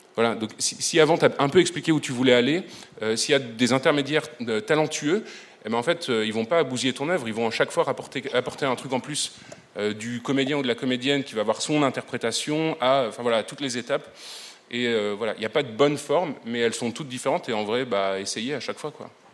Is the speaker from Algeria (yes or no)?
no; Brussels, Brussels-Capital Region, Belgium; je suis bruxellois